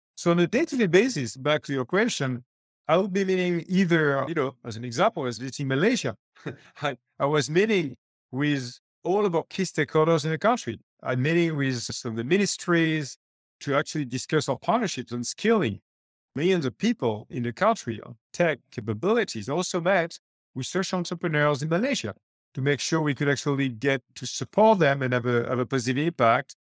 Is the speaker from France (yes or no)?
yes; France; moved away; I used to run the Microsoft subsidiary in my home country, France